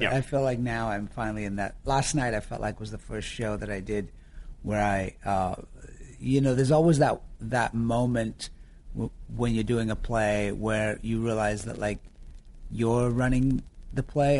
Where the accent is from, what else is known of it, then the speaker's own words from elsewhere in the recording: Yorkshire and the Humber, United Kingdom; accent: northern Yorkshire; also born or lived in Florida, United States; people just thought I was from New York because the melding of the American and the northern Yorkshire accent, people were just like, are you from New York?